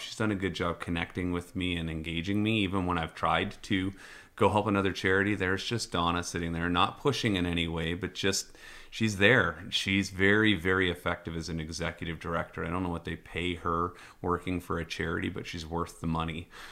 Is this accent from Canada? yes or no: yes; British Columbia, Canada; as a Canadian, as a resident of B C